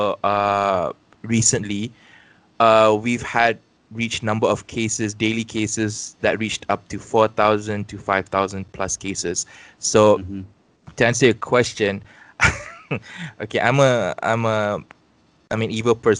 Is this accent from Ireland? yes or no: no; Malaysia; us as Malaysian citizens